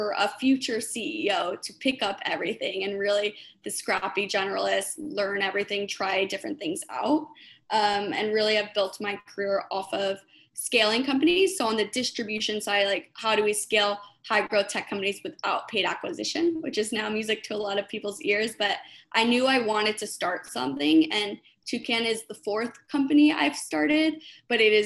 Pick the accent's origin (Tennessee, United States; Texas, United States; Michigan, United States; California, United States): California, United States; Hermosa Beach; also born or lived in New York; I was born and raised in Hermosa Beach, California